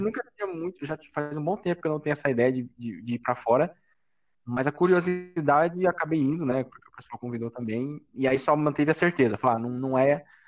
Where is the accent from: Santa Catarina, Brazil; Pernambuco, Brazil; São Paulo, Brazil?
São Paulo, Brazil; Campinas; moved away as an adult; now in São Paulo, Brazil; eu não sou de São Paulo, né? Eu era de, de Campinas.